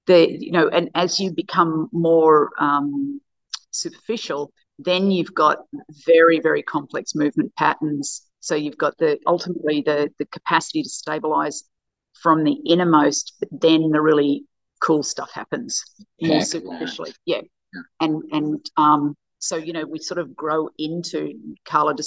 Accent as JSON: {"language": "English", "country": "Australia", "said": "as an Australian"}